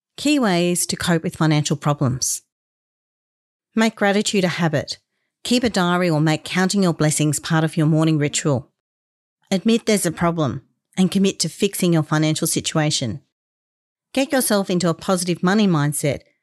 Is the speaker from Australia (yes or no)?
yes; Australia; being the proud Australian I am, I consider it a privilege to live here